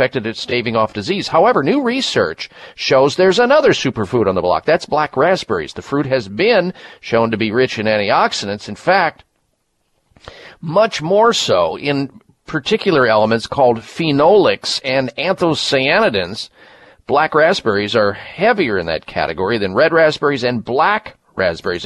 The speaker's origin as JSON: {"language": "English", "region": "Midwest", "country": "United States", "tie": "born or raised there", "said": "growing up in the Midwest"}